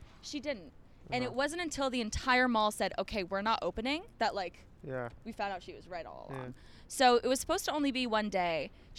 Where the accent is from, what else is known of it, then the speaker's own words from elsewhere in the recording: Ottawa, Ontario, Canada; moved away; I grew up in Ottawa.